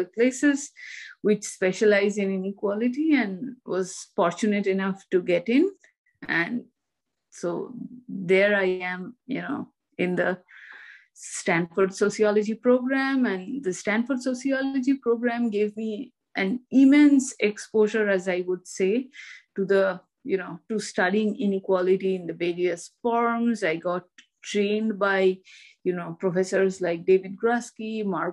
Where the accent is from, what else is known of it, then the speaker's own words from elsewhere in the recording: Kolkata, West Bengal, India; moved away as an adult; also born or lived in Delhi, India; now in United States; I grew up in India and I studied, I grew up in Kolkata and I studied in Presidency College, Kolkata